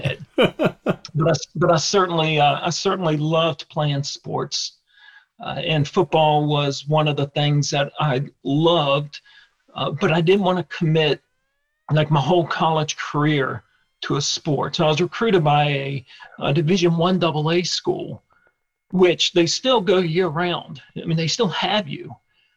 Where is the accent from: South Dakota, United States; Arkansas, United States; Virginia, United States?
Virginia, United States; Richmond; So my hometown is Richmond, Virginia. I grew up in Richmond, worked most of my jobs in Richmond, and still live here today.